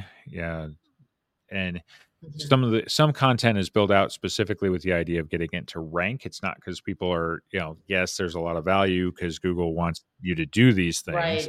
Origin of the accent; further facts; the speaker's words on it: Las Vegas, Nevada, United States; moved away; I grew up in Las Vegas.